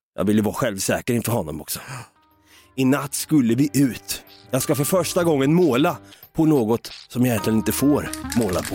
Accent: Norrköping, Östergötland, Sweden; Vi är från Norrköping.

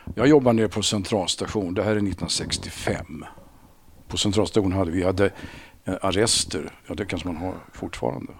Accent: Sundbyberg, Stockholm County, Sweden; Sumpan det sumpan jag växte upp

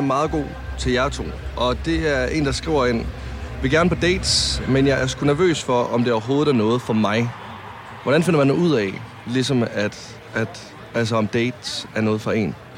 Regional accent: Varde, Southern Denmark, Denmark; hjemme, der hvor jeg kommer fra i Varde

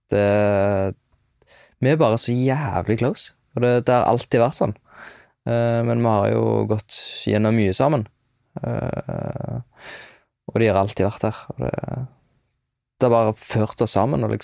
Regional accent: Hjelmeland, Rogaland, Norway; Der jeg er ifra, det er en veldig sånn, liten plass, Hjelmeland. Og da var jeg, da, da var jeg en, en, del av en guttegjeng som var litt sånn

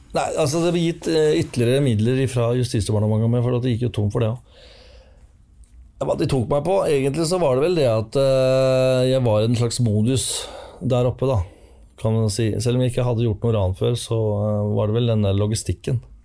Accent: Finnskogen, Innlandet, Norway; Jo, jeg vokste opp på Finnskogen. Jeg var eh, to år gammel da vi flytta opp til Finnskogen

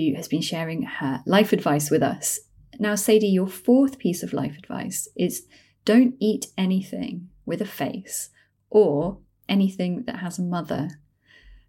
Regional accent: London, United Kingdom; growing up in London in like the 80s and 90s

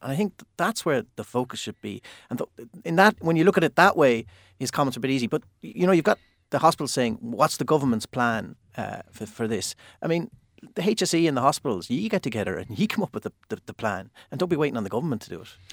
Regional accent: Limerick, Munster, Ireland; I'm from Limerick.

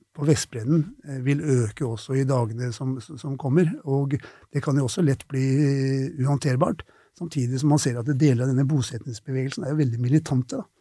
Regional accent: Oslo, Norway; Jeg vokste opp på Tøyen i Oslo

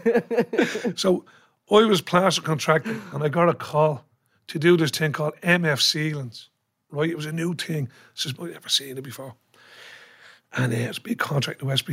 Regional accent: Dublin, Leinster, Ireland; Grew up in Carbery. 12 Animal Terrace in my granny's house

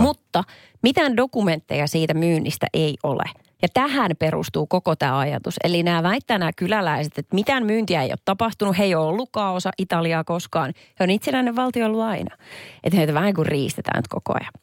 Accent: Perniö, Southwest Finland, Finland; Mä oon kotoisin Varsinais-Suomen Perniöstä

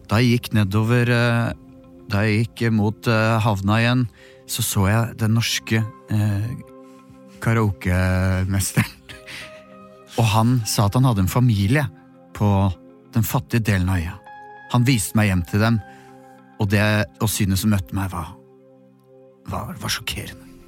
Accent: Norway; Jeg er journalist fra Norge.

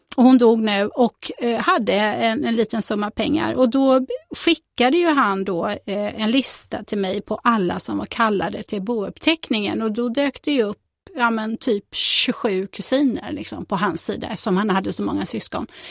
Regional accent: Fjällbacka, Västra Götaland, Sweden; also born or lived in Tanumshede; Jag är ju född och uppvuxen i Källbacka de första åren och sen så när jag var 12 så gifte sig min mamma med en bonde och då flyttade jag två mil från Fjällbacka till Tanum Tanumshede

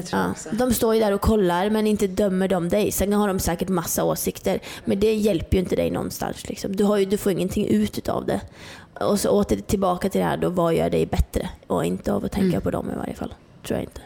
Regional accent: Norrland, Sweden; moved away; jag är uppe från Norrland, jag bodde helt ute i skogen liksom

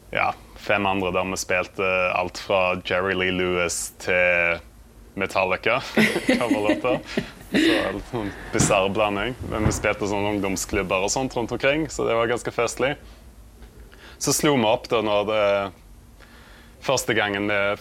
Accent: Vikedal, Rogaland, Norway; jeg kommer fra Vikedal, som er en veldig liten plass på Vestlandet

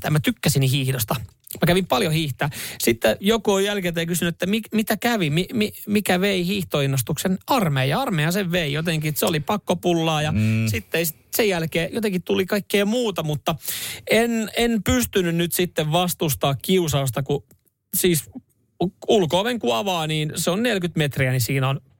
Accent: Finland; No mä oon Suomesta. Mä oon Suomesta.

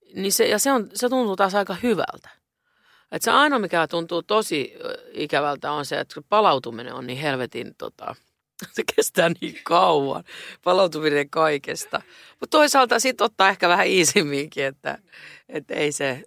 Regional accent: Helsinki, Uusimaa, Finland; now in Stockholm, Sweden; mä rakastan Helsinkiä, se on mun kotikaupunkini

